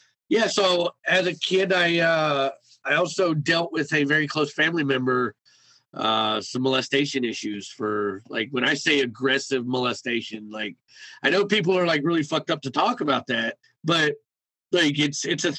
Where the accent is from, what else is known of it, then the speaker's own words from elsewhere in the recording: Cleveland, Ohio, United States; I grew up and I was born and raised in Cleveland, Ohio in 1983.